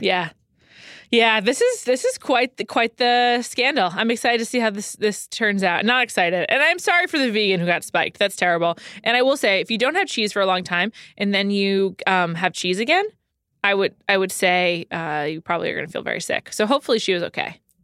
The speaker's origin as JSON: {"language": "English", "town": "New York City", "region": "New York", "country": "United States", "said": "I'm from New York City"}